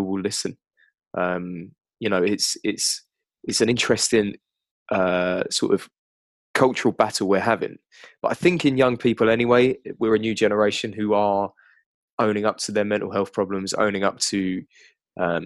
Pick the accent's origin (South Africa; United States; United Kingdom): United Kingdom